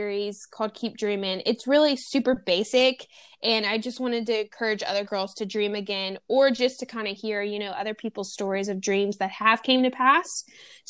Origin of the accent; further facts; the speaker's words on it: Louisiana, United States; I'm from Louisiana, so I know the countryside of things